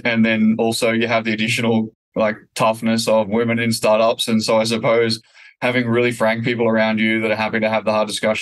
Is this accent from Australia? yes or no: yes; Australia; As an Aussie founder expanding internationally